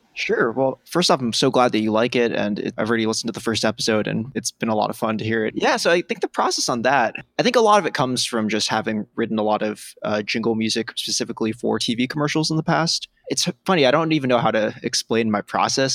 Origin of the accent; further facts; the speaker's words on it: New York City, New York, United States; I grew up on the Upper West Side in Manhattan